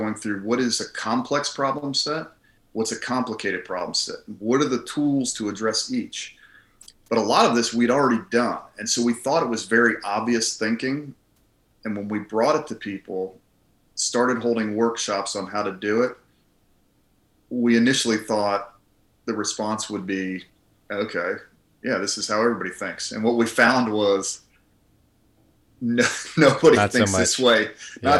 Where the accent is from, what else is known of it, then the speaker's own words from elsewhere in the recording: Colorado, United States; also born or lived in Philadelphia, Pennsylvania / Harrisburg, Pennsylvania; I grew up mostly in Colorado. Junior high and high school is Colorado